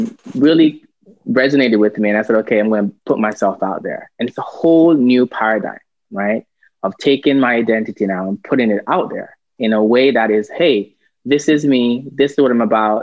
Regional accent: Jamaica; I'm a Jamaican by birth

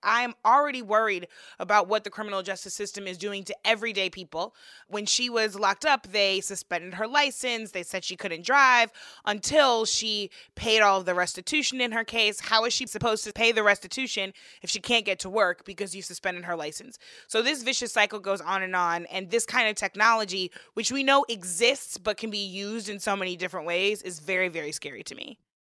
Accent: St. Louis, Missouri, United States; my hometown in St. Louis

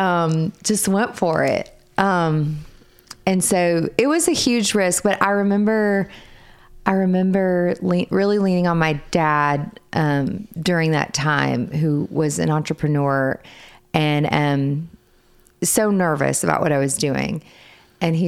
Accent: Arkansas, United States; moved away as an adult; also born or lived in Mississippi; now in Charleston, United States; Originally, I am from Arkansas. So that is where all of my family is.

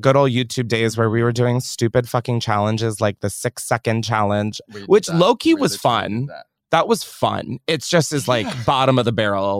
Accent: Australia; accent: Australian

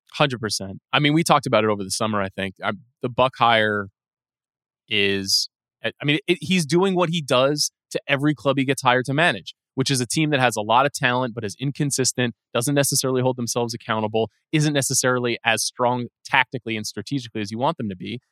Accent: New York, United States; being a New Yorker

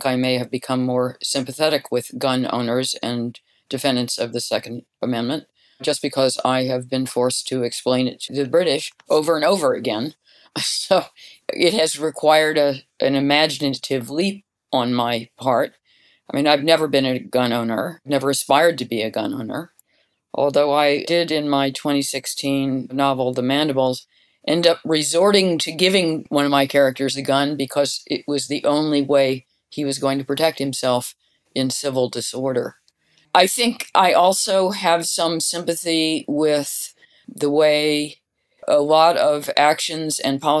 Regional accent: United States; now in London, United Kingdom

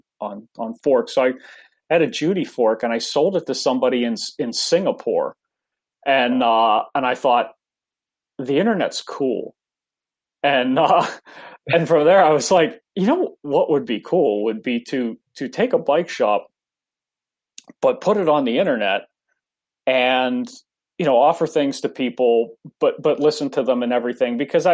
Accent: Pittsburgh, Pennsylvania, United States; now in Vancouver, United States; I'm originally from the East Coast, grew up near Pittsburgh

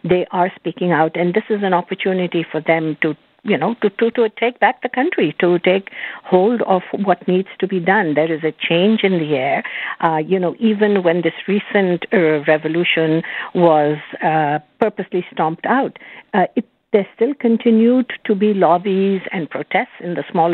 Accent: Canada; as a Canadian

